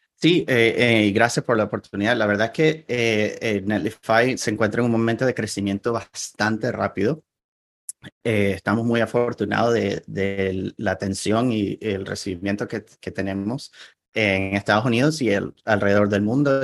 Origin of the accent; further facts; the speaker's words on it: Venezuela; first language Spanish; now in Portland, United States; nací en, en Venezuela. Ahí fue donde pasé la mayor parte de mi vida.